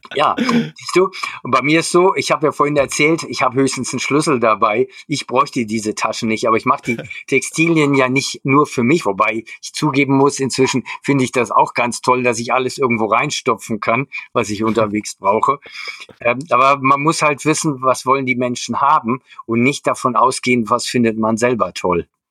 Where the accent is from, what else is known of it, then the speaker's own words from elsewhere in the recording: Germany; Also ich bin in der Kurpfalz aufgewachsen